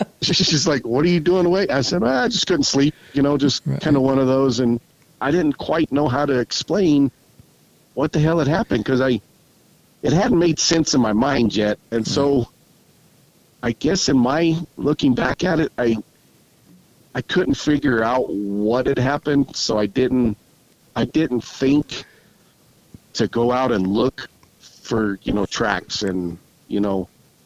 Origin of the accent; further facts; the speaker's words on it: New Mexico, United States; I grew up on the Navajo Reservation. My parents were Navajo traders